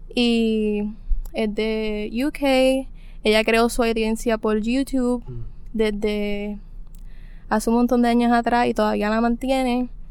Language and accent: Spanish; Cabo Rojo, Puerto Rico; soy de Cabo Rojo